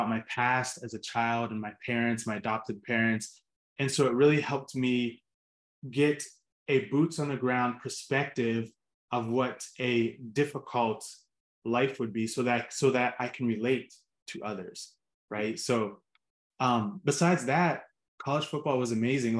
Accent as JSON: {"language": "English", "town": "Pittsburgh", "region": "Pennsylvania", "country": "United States", "tie": "born or raised there", "said": "I grew up in Pittsburgh"}